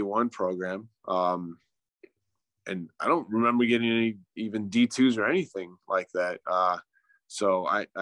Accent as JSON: {"language": "English", "region": "Southern California", "country": "United States", "tie": "born or raised there", "moved": "as an adult", "lives_now": "Arizona, United States", "said": "We're from California, but we moved out here about 11 years"}